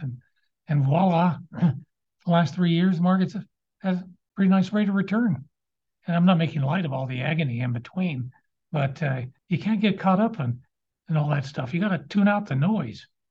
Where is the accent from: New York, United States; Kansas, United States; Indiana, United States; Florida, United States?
Kansas, United States; Lawrence; I grew up on Naismith Drive in Lawrence